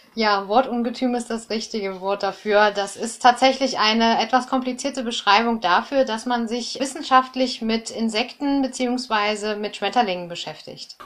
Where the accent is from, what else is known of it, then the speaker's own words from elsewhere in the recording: Germany; bei uns in Deutschland